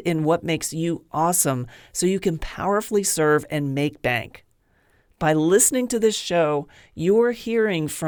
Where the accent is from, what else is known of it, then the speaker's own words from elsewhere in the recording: Pennsylvania, United States; I grew up in Pennsylvania